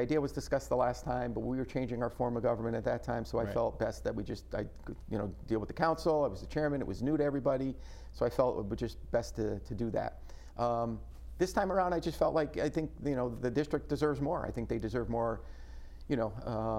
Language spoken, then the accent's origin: English; Clinton, Connecticut, United States; Clinton. It's my hometown.